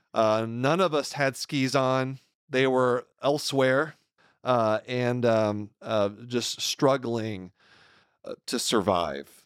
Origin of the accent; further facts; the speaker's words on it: Texas, United States; I'm a native Texan.